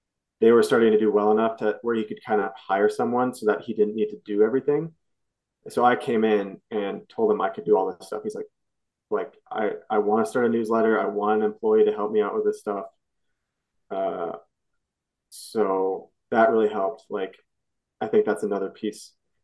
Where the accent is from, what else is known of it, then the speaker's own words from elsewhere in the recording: Sioux Falls, South Dakota, United States; moved away; I grew up in Sioux Falls and my family's all there